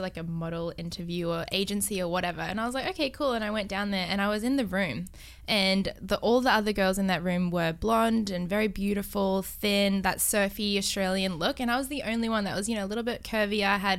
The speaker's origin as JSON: {"language": "English", "country": "Thailand", "tie": "born there", "said": "I was the same growing up because my mum's side of the family are Thai and I was born in Thailand and all the women there are so thin and petite"}